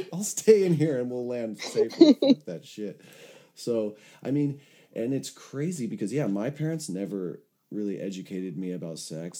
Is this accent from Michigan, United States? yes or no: no; Los Angeles, California, United States; I had moved back to my hometown of Los Angeles